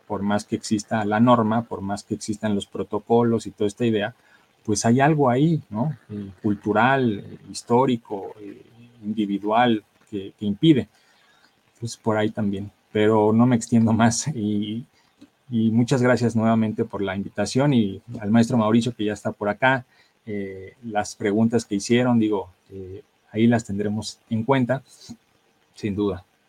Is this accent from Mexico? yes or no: yes; Mexico; como sociedad mexicana pues traemos arraigadas